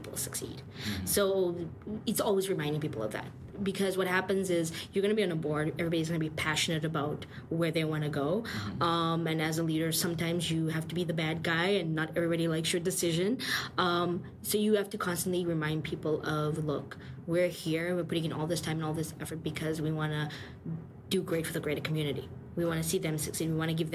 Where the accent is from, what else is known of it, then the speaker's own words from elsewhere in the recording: South Africa; now in Toronto, Canada; I come from South Africa.